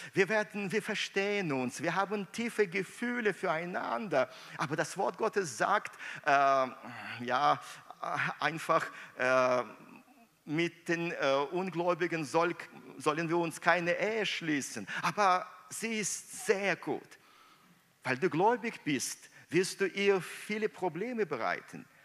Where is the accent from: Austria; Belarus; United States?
Belarus; Minsk; moved away; meiner Heimat Minsk